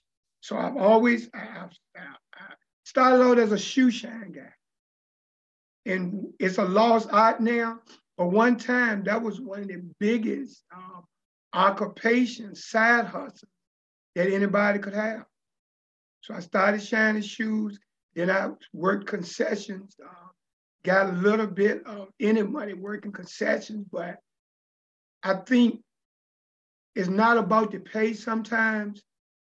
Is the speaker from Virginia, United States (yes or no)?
yes; Richmond, Virginia, United States; I grew up in the Richmond area as a kid, always wanted to make an impact in life and always wanted to make some money.